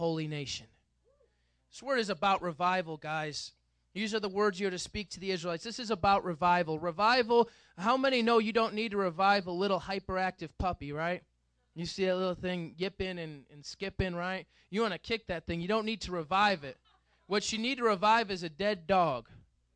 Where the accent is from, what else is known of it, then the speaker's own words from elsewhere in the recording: United States; We as Westerners, we as American Christians